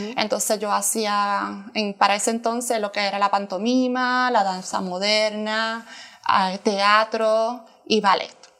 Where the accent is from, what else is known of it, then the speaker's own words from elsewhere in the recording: Trujillo Alto, Puerto Rico; moved away as an adult; now in United States; soy de Puerto Rico, de la ciudad de Trujillo Alto